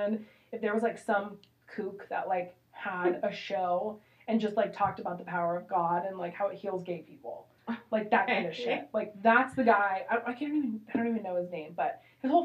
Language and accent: English; Washington, United States; also born or lived in California; We moved from California to Washington